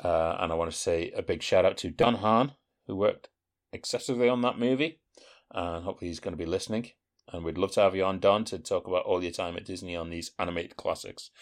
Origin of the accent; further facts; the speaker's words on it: United Kingdom; we're British Philistines